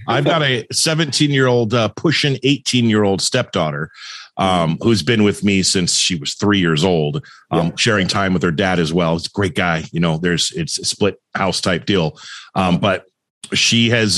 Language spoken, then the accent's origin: English; Thousand Oaks, California, United States; I grew up in Thousand Oaks, California